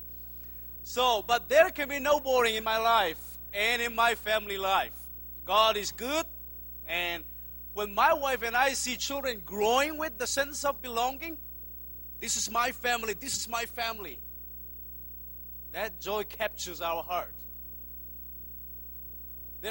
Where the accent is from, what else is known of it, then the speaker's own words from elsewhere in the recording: Myanmar; I come from Myanmar, formerly known as Burma